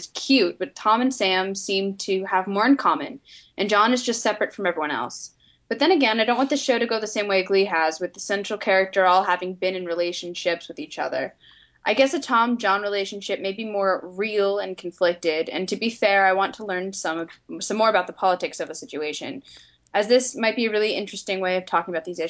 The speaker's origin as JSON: {"language": "English", "region": "England", "country": "United Kingdom", "said": "I'm English, so I don't entirely understand the whole politics of the situation."}